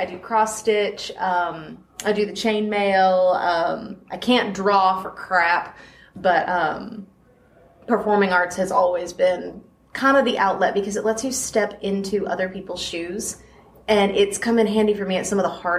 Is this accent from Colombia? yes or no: no; Tennessee, United States; also born or lived in Kokomo, Indiana; I've lived in Tennessee since I was 6.